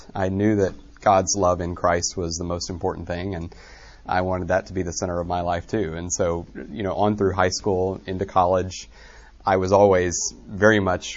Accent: just north of Little Rock, Arkansas, United States; I grew up in Arkansas, just north of Little Rock

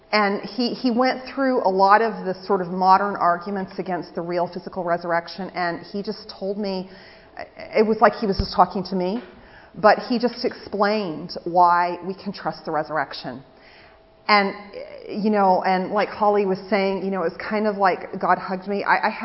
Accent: England, United Kingdom; now in United States; So this is how the peace went in my church that I grew up in England.

